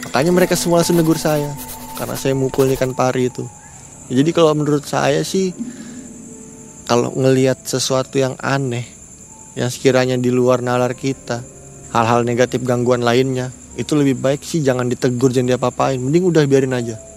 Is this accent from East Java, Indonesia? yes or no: no; East Kalimantan, Indonesia; ya mudah-mudahan aja ya kami orang Kalimantan ini welcome lah tetap lah terima aja bagi pendatang karena di Kalimantan Timur ini khususnya karena mau ada IKN